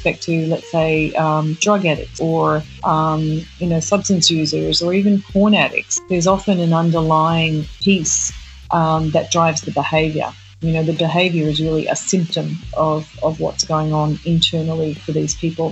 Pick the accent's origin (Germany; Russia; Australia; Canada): Australia; moved away as an adult; now in New York, United States; Born and raised in Australia. I came to New York probably about, 20 years ago.